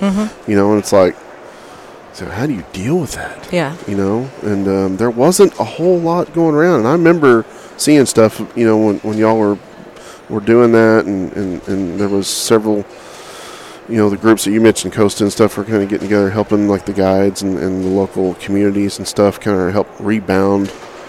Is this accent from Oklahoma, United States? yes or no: yes; Oklahoma, United States; I grew up in Oklahoma